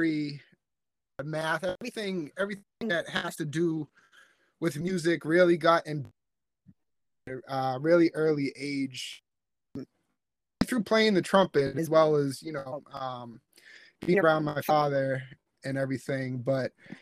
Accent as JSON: {"language": "English", "area": "South Shore", "region": "Massachusetts", "country": "United States", "tie": "born or raised there", "also_born_or_lived": "Virginia", "said": "I was born in Virginia, but I moved up north before I was even 1 year old. So I'm a South Shore, Massachusetts head."}